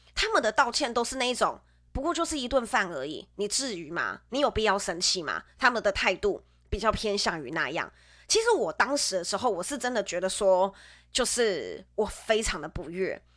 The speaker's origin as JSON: {"language": "Chinese", "region": "central Taiwan", "country": "Taiwan", "moved": "yes", "said": "我是从，我是从中部来的"}